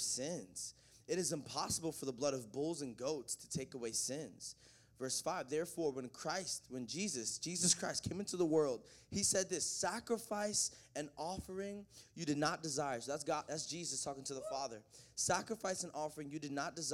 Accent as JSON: {"language": "English", "region": "the South", "country": "United States", "tie": "born or raised there", "also_born_or_lived": "the North", "said": "I'm from the South. I was born up north, raised down south"}